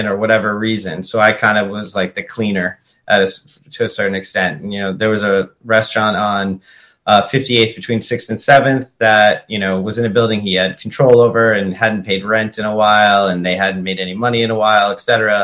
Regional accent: Andover, Massachusetts, United States; also born or lived in Pelham, New Hampshire / Lowell, Massachusetts; I grew up in New England. Andover was, you know, most of my years

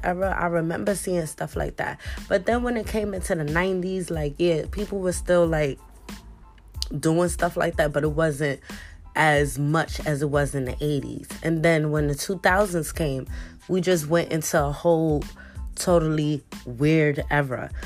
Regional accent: New York City, New York, United States; I grew up in the Bronx and I grew up in Harlem. So in the Bronx where I grew up, it was one of one of the roughest neighborhoods in the Bronx

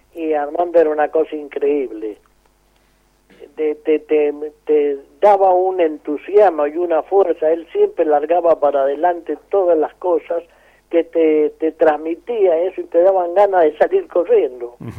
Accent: San Rafael, Mendoza, Argentina; also born or lived in Guaymallén, Mendoza; yo me crié en San Rafael

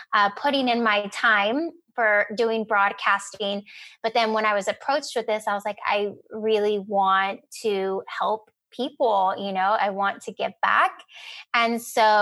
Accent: Rio Grande Valley, Texas, United States; moved away as an adult; now in San Antonio, United States; I grew up in the Rio Grande Valley, which is about 4 hours south of here, pretty much tip of Texas, and came to San Antonio for school

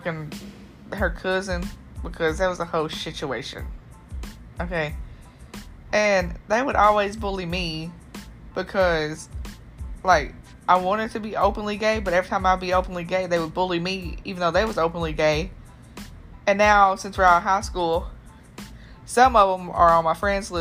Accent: Hopkinsville, Kentucky, United States; my hometown, Kentucky.

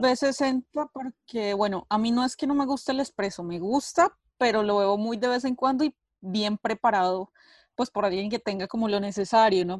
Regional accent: Colombia; now in Italy; soy de Colombia, eh, vivo en Italia hace ya bastante tiempo

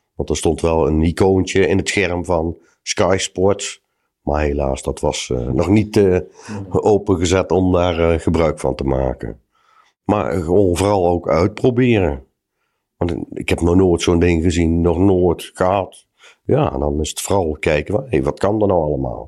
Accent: Huissen, Gelderland, Netherlands; ben 47 jaar en ik kom uit Hussen.

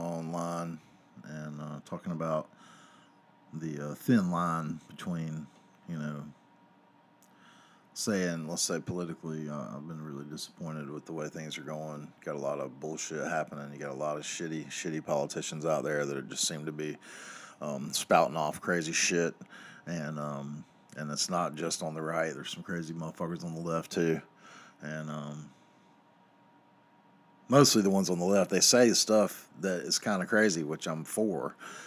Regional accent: the South, United States; I grew up in the South. They're everywhere.

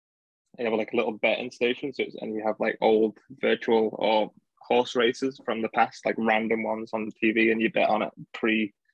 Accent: Doncaster, Yorkshire and the Humber, United Kingdom; Yeah, it's like 20 minutes away from Sheffield, really.

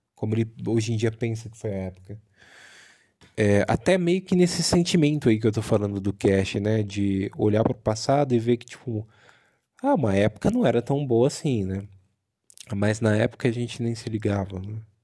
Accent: countryside near Bauru, São Paulo, Brazil; moved away as an adult; now in Santo André, Brazil; fui criado também no interior, né? Numa cidade próxima a Bauru

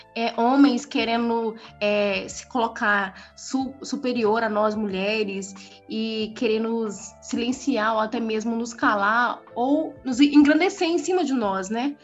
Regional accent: Brazil; eu mesmo sendo brasileira e, e, e, e tendo minhas vivências aqui

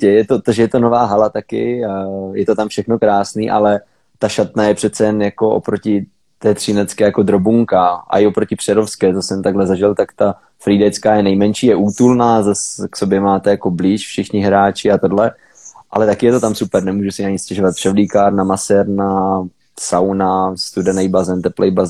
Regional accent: Frýdek, Moravian-Silesian Region, Czechia; co tam jsme z Frýdku a co tam jsou střince jako dlouhodobě

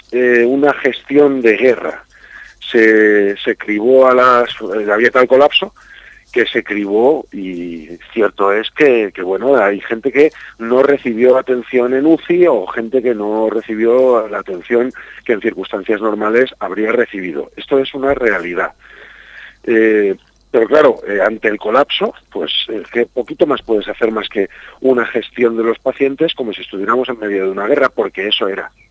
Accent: Castilla-La Mancha, Spain; los castellanos manchegos ahora mismo somos españoles de segunda categoría

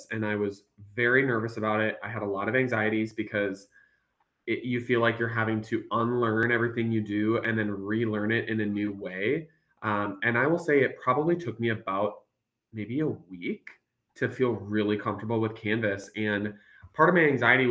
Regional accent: Minnesota, United States; accent: Minnesotanisms; moved away as an adult; now in Texas, United States; I'm actually born and raised in Minnesota

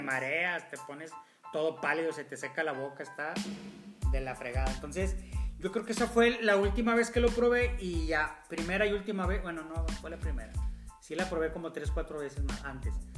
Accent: Monterrey, Nuevo León, Mexico; hacemos nosotros como, regios

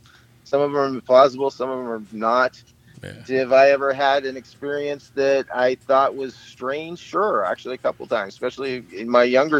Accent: outside Lake Tahoe, California, United States; I grew up outside Lake Tahoe, so I was in the woods and in the lake all the time

